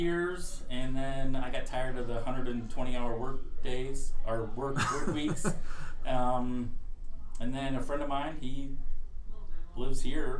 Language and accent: English; Illinois, United States; born or raised there; also born or lived in Rochester, Minnesota / Atlantic City, New Jersey